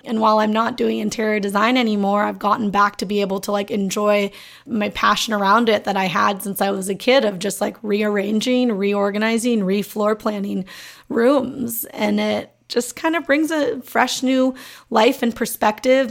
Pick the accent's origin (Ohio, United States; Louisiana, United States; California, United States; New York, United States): California, United States; Los Angeles; growing up in Los Angeles